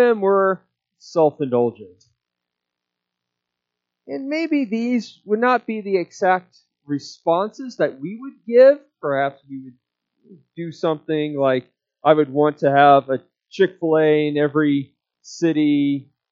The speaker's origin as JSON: {"language": "English", "country": "United States", "said": "us Americans"}